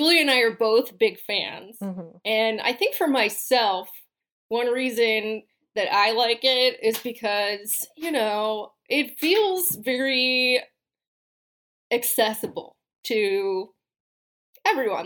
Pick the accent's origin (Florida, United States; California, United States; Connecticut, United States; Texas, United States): California, United States; I am a Californian.